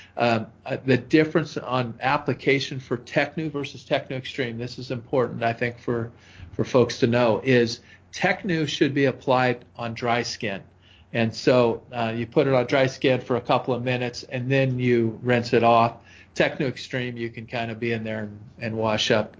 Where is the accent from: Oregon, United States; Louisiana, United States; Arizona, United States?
Oregon, United States; I grew up in Oregon